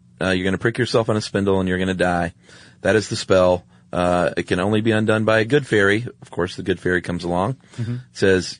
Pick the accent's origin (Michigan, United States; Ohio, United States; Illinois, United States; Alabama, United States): Ohio, United States; Lakewood; I'm from Lakewood, Ohio, suburb of Cleveland.